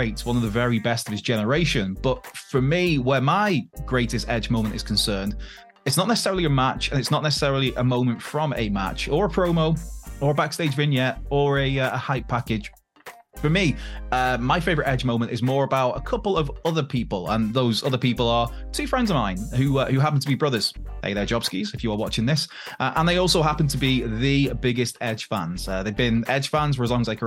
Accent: Wales, United Kingdom; in the capital of Wales as a Welshman

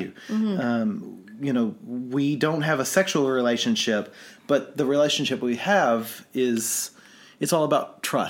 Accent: Kentucky, United States; I'm from Kentucky.

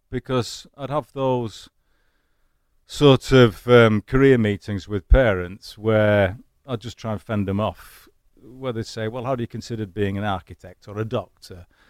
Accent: Manchester, North West England, United Kingdom; accent: Manchester; now in United States; my Manchester accent

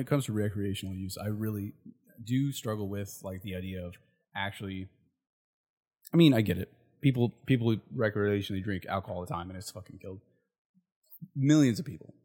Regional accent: Port Orchard, Washington, United States; my hometown, Port Orchard

